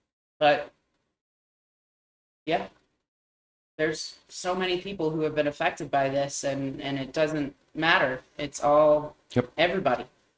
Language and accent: English; Uvalde, Texas, United States; there was another mass shooting today, this time in my hometown of Uvalde, Texas.